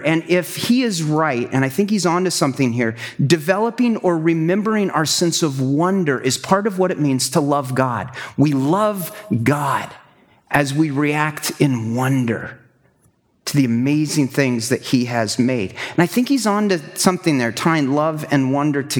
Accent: Kansas, United States; moved away as an adult; also born or lived in Wisconsin / southern Alberta; I'm a Kansas boy, flatlands

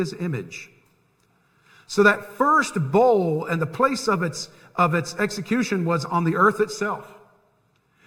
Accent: Tampa, Florida, United States; I grew up in Tampa. I lived 10 minutes from Tampa Bay

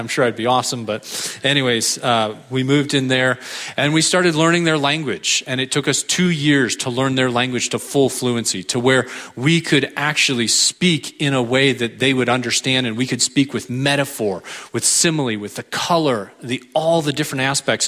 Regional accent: San Diego, California, United States; also born or lived in Europe; I am from San Diego, California. Went to college there, met my wife there

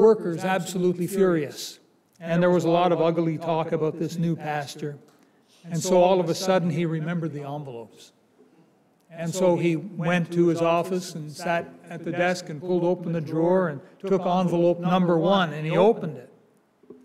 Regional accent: Canada; It's not the Canada I grew up in. I'm Canadian

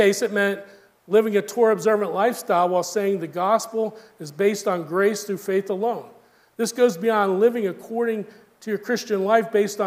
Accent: the South, United States; growing up in the South

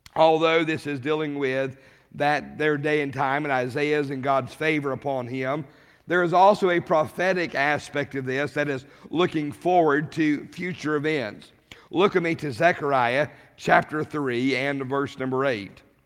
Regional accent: Rawlins, Wyoming, United States; I grew up in Rawlins, Wyoming

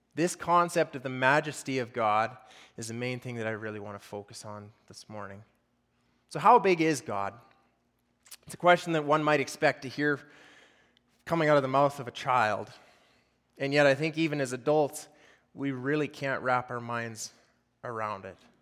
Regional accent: Fort St. John, British Columbia, Canada; I grew up locally here around Fort St. John, um, grew up raising cattle

